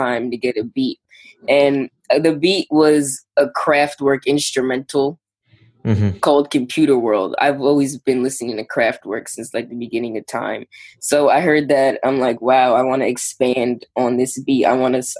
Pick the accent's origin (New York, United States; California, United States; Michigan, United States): New York, United States; Long Island; I'm from Long Island, New York, but I'm in the city, like, all the time